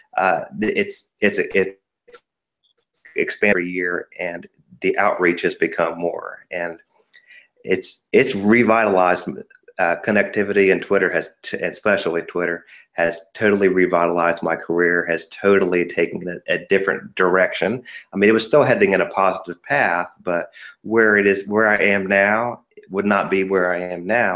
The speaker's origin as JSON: {"language": "English", "region": "Ohio", "country": "United States", "tie": "born or raised there", "moved": "as an adult", "lives_now": "North Carolina, United States", "said": "I was born and raised in Ohio"}